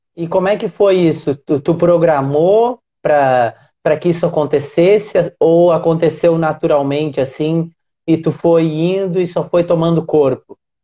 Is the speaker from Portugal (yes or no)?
no; Uruguaiana, Rio Grande do Sul, Brazil; now in Rio de Janeiro, Brazil; Eu sou do interior do Rio Grande do Sul. Uruguaiana, que é uma cidade grudadinha na Argentina